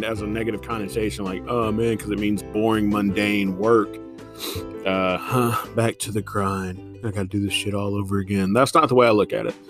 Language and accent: English; Indiana, United States; now in Newnan, United States; Midwesterner here. Yeah, I'm from Indiana.